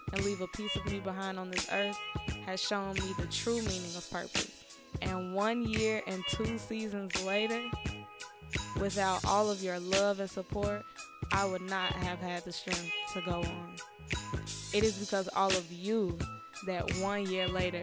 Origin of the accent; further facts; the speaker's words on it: Chicago, Illinois, United States; As a Chicagoan